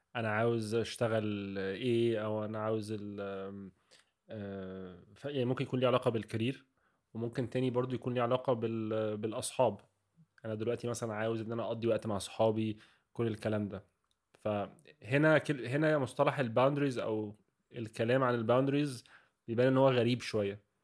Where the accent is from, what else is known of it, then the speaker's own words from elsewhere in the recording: Egypt; احنا بنقول ان هي موجوده في ثقافتنا عامه كمصريين